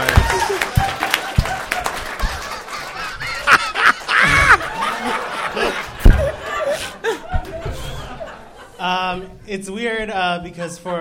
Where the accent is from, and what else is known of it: Mexico; born or raised there; moved away; also born or lived in Phoenix, Arizona